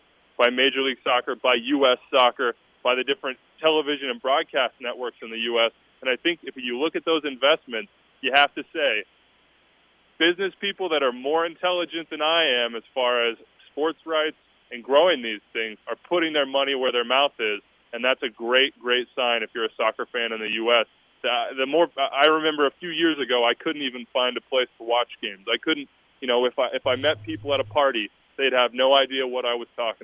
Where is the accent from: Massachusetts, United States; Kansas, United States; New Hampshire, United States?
Kansas, United States; I'm from Kansas